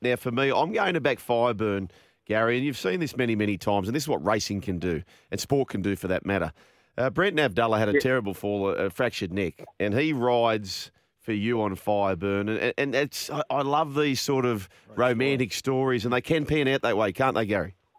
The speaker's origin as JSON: {"language": "English", "town": "Port Macquarie", "region": "New South Wales", "country": "Australia", "tie": "born or raised there", "said": "I grew up in Port Macquarie"}